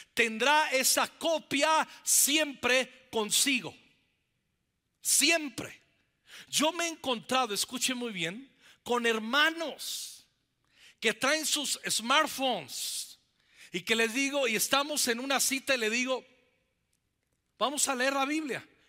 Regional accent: Zacapu, Michoacán, Mexico; en esa pequeña iglesia bautista, ahí en el estado de Michoacán, en mi pueblo, en Zacapu

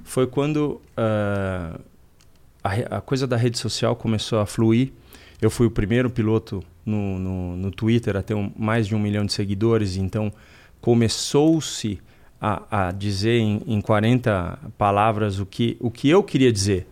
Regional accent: Brazil; Eu sou brasileiro, eu gosto da pátria

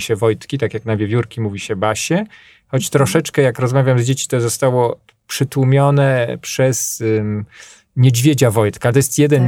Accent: Podlaskie Voivodeship, Poland; also born or lived in Grabowiec; u nas na Podlasiu

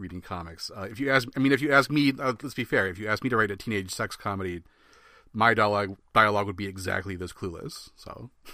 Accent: Midwest, United States; I'm from the Midwest

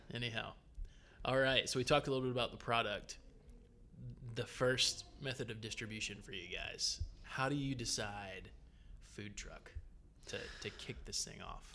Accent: Gwinnett County, Georgia, United States; I grew up in Gwinnett County

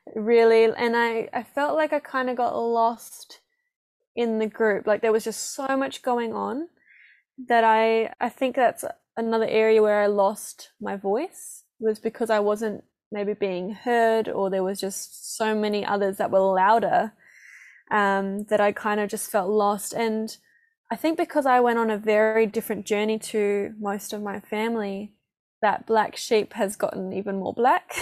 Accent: Perth, Western Australia, Australia; moved away as an adult; also born or lived in Gold Coast, Australia; now in New Zealand; northern suburbs. So past Joondalup in Butler.

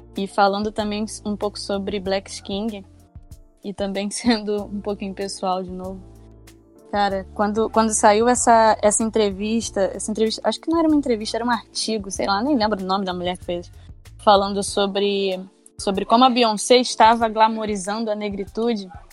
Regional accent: São Gonçalo, Rio de Janeiro, Brazil; ser de uma igreja na periferia da minha cidade, eu sou de São Gonçalo, no Rio de Janeiro

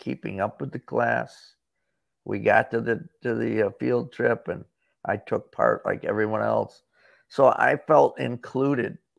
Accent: Corning, New York, United States; now in Florida, United States; Corning, New York, my hometown

